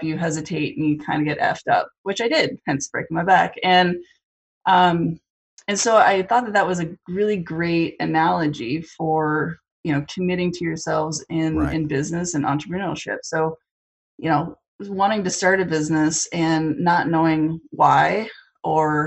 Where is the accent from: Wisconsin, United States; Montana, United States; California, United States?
Montana, United States; Whitefish; moved away as an adult; also born or lived in Seattle; I was born and raised in Whitefish.